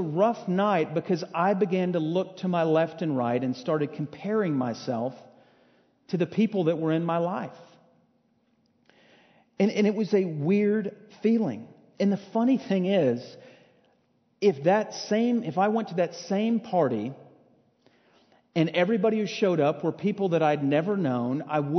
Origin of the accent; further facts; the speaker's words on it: Arlington, Texas area, United States; also born or lived in Natchitoches, Louisiana; I was born and raised here